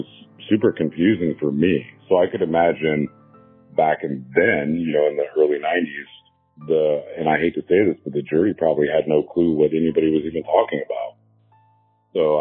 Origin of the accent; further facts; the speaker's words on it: Canton, United States; We grew up in Canton